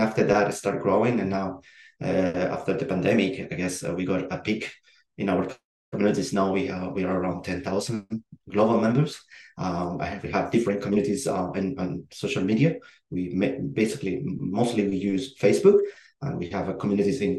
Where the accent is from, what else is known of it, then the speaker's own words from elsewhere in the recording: Chile; moved away as an adult; also born or lived in Australia / Netherlands; I'm originally from Chile. I was born in Chile.